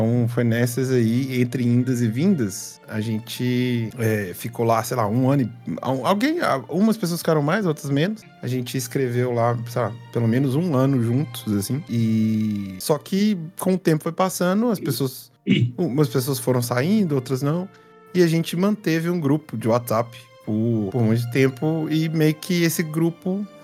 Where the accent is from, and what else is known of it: João Monlevade, Minas Gerais, Brazil; now in Belo Horizonte, Brazil